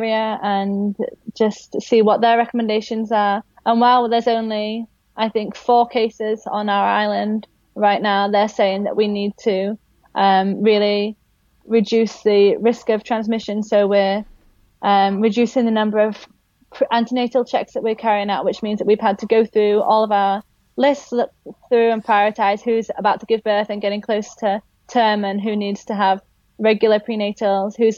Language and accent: English; Yorkshire and the Humber, United Kingdom; moved away as an adult; now in Philippines; I'm from West Yorkshire originally